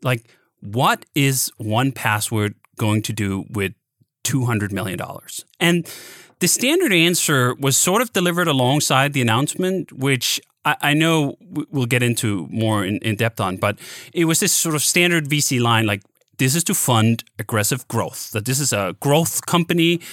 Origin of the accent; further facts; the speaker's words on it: Denmark; now in United States; I grew up in in Denmark